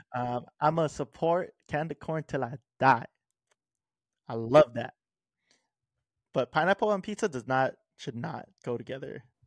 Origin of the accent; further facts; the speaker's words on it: Hawaii, United States; growing up in Hawaii, it's kinda made me a savory type of person.